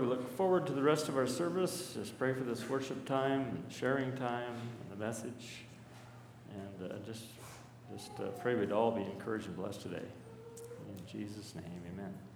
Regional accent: Burbank, Washington, United States; I grew up in Burbank area, Burbank Heights, just a little upriver up from uh, Hood Park

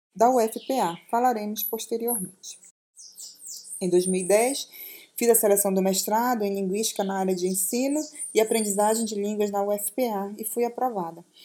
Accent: Castanhal, Pará, Brazil; moved away as an adult; also born or lived in Florianópolis; sou paraense, moro na cidade de Castanhal, no interior do Pará

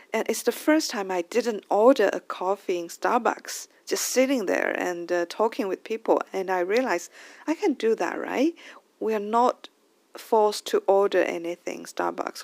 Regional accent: China; English is a second language; ever since I went back to China, I was worried that uh, my English level could be uh, slow down

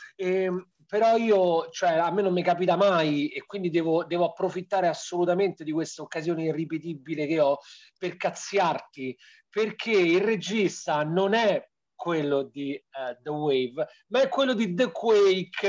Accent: Rome, Lazio, Italy; siamo romani, conosciamo il nostro, il nostro modo di vivere

